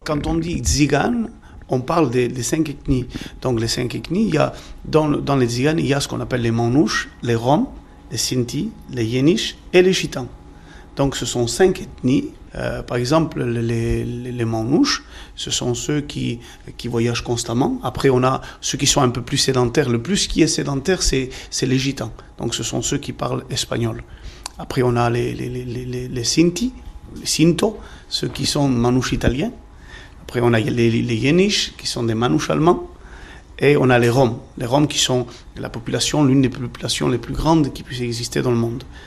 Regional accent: Limoges, Nouvelle-Aquitaine, France; Limoges, moi je suis de Limoges

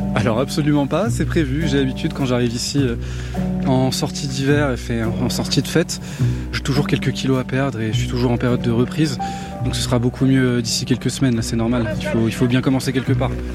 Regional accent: France; chez moi en France

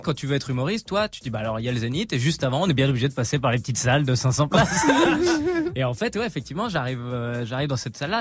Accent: Nancy, Grand Est, France; moved away as an adult; now in Paris, France; je suis nancéen

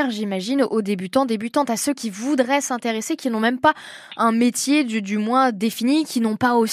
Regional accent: Manche, Normandy, France

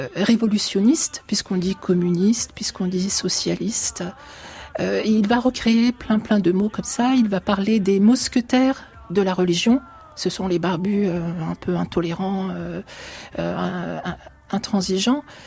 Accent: France; also born or lived in Turkish-Syrian border, Turkey; moi j'ai grandi en France, je suis arrivée petite en France, donc je me sens profondément française

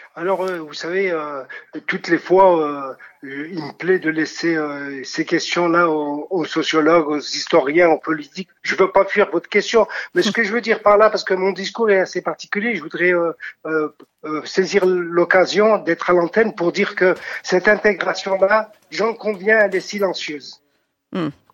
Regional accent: France; notre pays, pour dire que nous sommes français

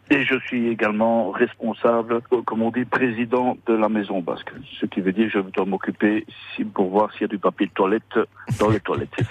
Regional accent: Brussels, Brussels-Capital Region, Belgium; Je dis que je suis basque bruxellois. Voilà, comme je suis né à Bruxelles, je suis ni basque espagnol ni basque français, basque bruxellois

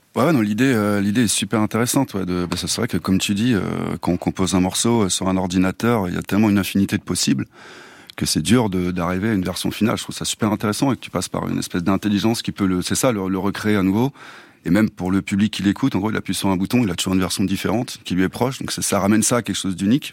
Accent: Clamecy, Bourgogne-Franche-Comté, France; moved away; je viens de, de Clamcy, une, une, petite ville euh, dans la Nièvre

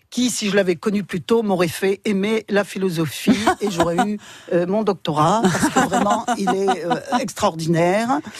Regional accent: Dunkirk, Hauts-de-France, France; also born or lived in Strasbourg; moi je suis dunkerquoise, je suis nordiste, oui. Je suis implantée.

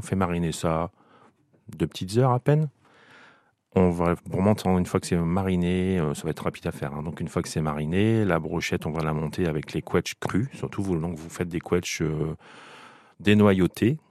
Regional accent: Picardy, Hauts-de-France, France; je suis picard

